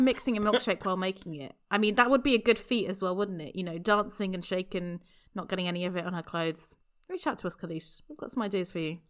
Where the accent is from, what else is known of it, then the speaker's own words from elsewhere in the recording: United Kingdom; I am only British up to a point